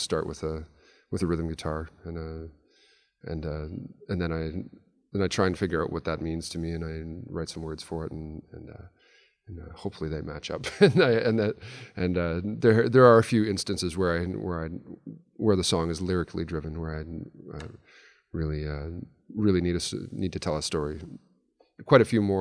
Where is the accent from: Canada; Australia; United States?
Canada; Yellowknife, Northwest Territories; now in Edmonton, Canada; But I do still define myself as a Yellowknifer. I grew up there.